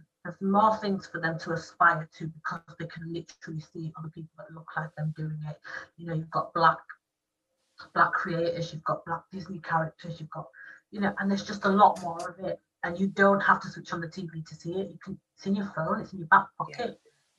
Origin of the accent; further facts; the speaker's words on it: United Kingdom; Black British people